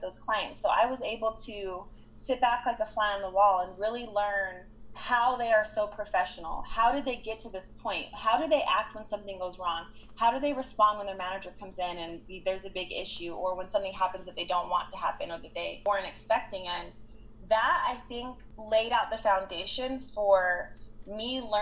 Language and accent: English; Salt Lake City, Utah, United States; I was born in Salt Lake City, Utah, which is a beautiful place